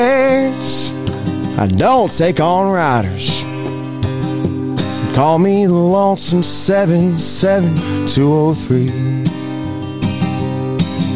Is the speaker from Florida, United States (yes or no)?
yes; Florida, United States; now in Kentucky, United States